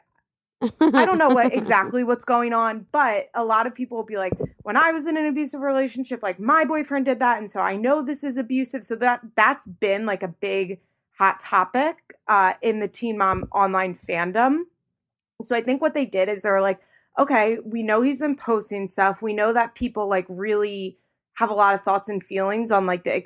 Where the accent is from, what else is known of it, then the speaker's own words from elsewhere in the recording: outside of Philadelphia, Pennsylvania, United States; moved away as an adult; also born or lived in Florida; I am from outside of Philadelphia, from like the Philly suburbs